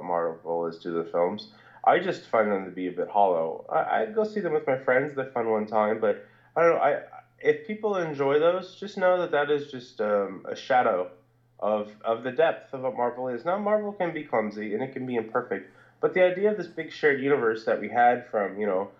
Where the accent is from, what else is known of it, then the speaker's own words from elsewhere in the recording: Northern California, United States; I grew up in Northern California, not Bay Area, Northern California, where there's pine trees and blackberry bushes and fields